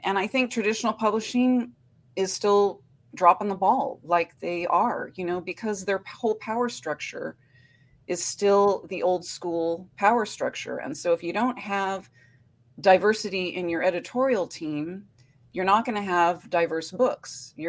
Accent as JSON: {"language": "English", "town": "Oakland", "region": "California", "country": "United States", "lives_now": "Portland, United States", "said": "You know, I came from the Oakland-Berkeley border to Portland, which was a shock."}